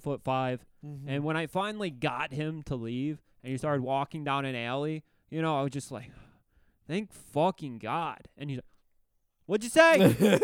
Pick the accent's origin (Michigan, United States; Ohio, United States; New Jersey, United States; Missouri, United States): Michigan, United States; Detroit; I'm on tour. I'm from Detroit.